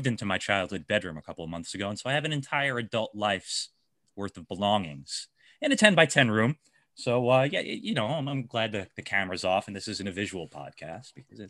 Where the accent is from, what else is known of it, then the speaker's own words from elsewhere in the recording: Amityville, New York, United States; I'm from Amityville. I'm from Long Island, dude.